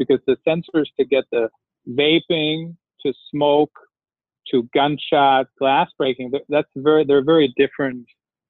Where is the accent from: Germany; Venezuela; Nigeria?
Germany; now in United States; so I grew up in Germany, Europe